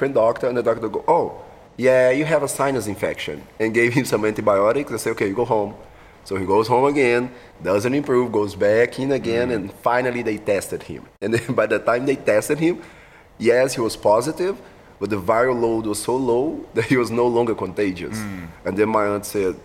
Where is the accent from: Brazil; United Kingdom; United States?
Brazil; Belo Horizonte, Minas Gerais; English is a second language; moved away as an adult; now in Singapore; Belo Horizonte, is in southwest, so it's not southwest, southeast